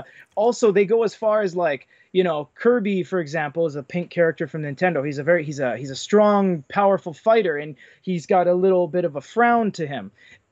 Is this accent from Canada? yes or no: yes; Canada; I'm Canadian